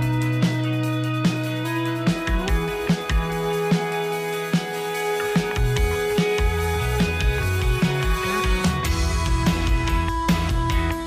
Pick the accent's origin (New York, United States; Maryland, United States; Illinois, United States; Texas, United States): Maryland, United States; Baltimore; now in Washington, D.C., United States; My hometown of Baltimore